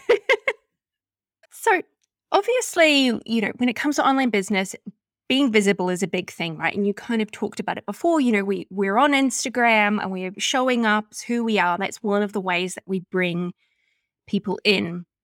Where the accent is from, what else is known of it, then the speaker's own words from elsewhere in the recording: New Zealand; accent: Kiwi; my Kiwi accent